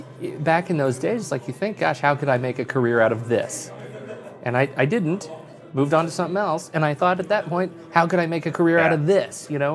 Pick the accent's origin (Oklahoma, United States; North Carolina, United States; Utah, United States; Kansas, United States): Oklahoma, United States; I grew up in Oklahoma.